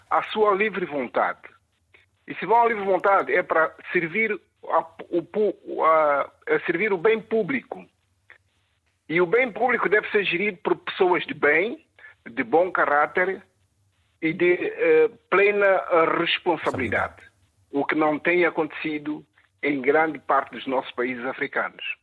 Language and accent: Portuguese; São Tomé & Príncipe; now in London, United Kingdom; Qual é a sua terra natal já agora? Eh, São Tomé e Príncipe.